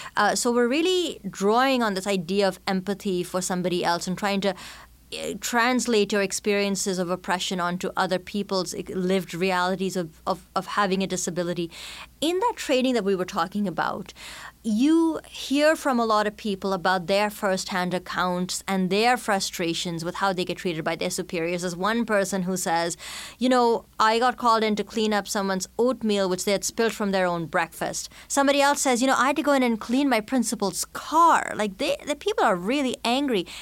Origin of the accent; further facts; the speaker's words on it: India; accent: mishmash of Canadian, British, and Indian; moved away as an adult; now in Canada; as an immigrant, growing up in India, then settling in Canada as an adult